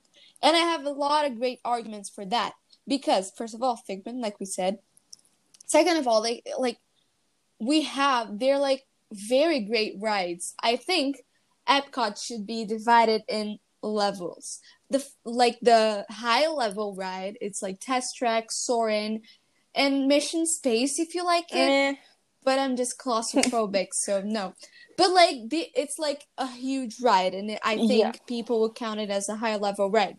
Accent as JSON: {"language": "English", "region": "Rio de Janeiro", "country": "Brazil", "said": "we're from Rio. We're from Rio"}